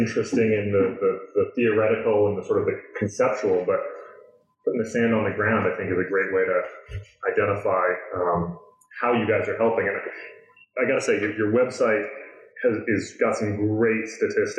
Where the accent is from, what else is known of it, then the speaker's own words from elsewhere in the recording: New York, United States; I grew up in New York